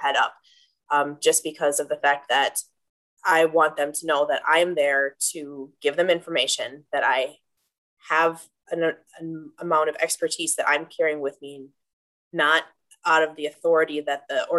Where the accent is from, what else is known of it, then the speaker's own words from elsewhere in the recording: Green Bay, Wisconsin, United States; I'm born and raised in Green Bay